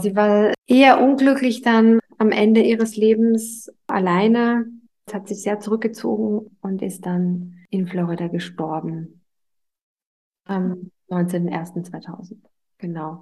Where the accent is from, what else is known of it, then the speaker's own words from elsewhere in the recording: Vienna, Austria; moved away; also born or lived in United States; Das ist übrigens ein Theater, das zehn Minuten äh, davon entfernt, wo ich aufgewachsen bin